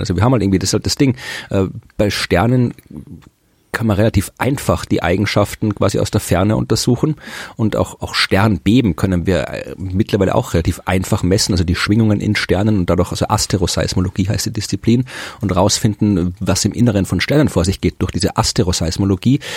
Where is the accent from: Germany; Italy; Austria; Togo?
Austria; ich bin Österreicher